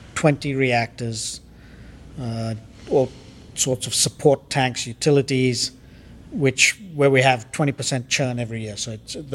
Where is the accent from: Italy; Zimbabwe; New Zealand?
Zimbabwe; moved away as an adult; also born or lived in London, United Kingdom; now in United States; I grew up in Zimbabwe, or what was Rhodesia